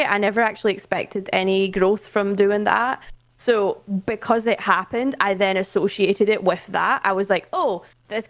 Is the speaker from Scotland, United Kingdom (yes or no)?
yes; Scotland, United Kingdom; moved away as an adult; now in London, United Kingdom; I am Scottish, but I relocated to London last June to work for Twitch